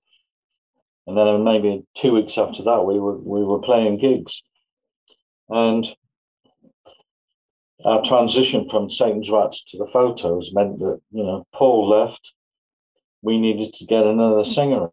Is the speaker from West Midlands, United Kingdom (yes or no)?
yes; Evesham, West Midlands, United Kingdom; I was in a further education college in my hometown of Evesham